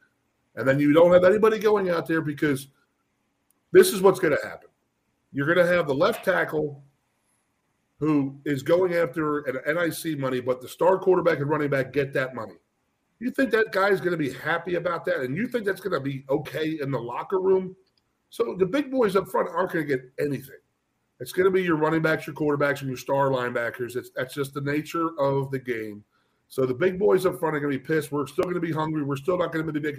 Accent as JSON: {"language": "English", "town": "Philadelphia", "region": "Pennsylvania", "country": "United States", "tie": "born or raised there", "said": "I grew up in the Philadelphia area, so I really never had to leave"}